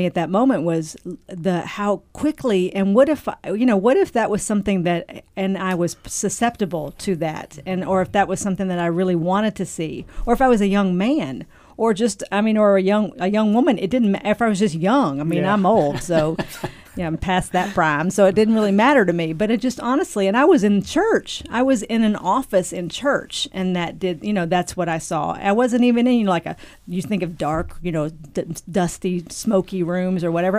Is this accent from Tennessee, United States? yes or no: yes; Nashville, Tennessee, United States; from Nashville